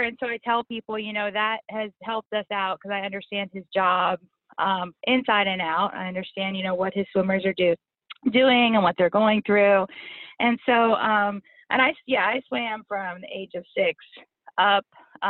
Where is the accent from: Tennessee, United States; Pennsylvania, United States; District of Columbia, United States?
Pennsylvania, United States; State College; moved away as an adult; also born or lived in North Carolina; now in Baton Rouge, United States; Okay, so Dave and I are both from Pennsylvania. I'm from State College, where Penn State University is. That's where I grew up, and we had football tickets growing up, and my family has loved football. We're huge Steeler fans as well, which is, you know, interesting being in Louisiana.